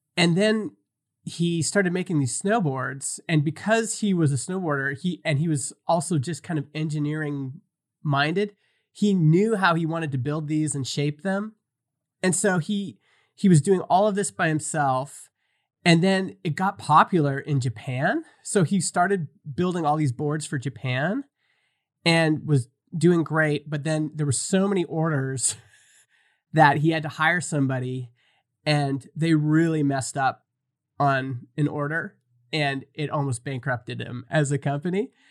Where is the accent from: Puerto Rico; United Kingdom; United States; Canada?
Canada; Stony Plain, Alberta; I grew up in Stony Plain, which is about four hours from the Rockies